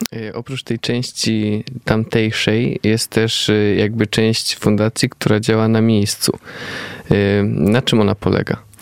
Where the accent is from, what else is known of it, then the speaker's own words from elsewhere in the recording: Poland; my z Polski